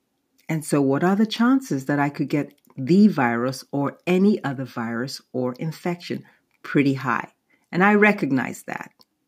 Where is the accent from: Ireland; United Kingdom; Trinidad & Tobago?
United Kingdom; born there; I'm British born, and most of my family, in fact, the rest of my family lives in London and Nigeria.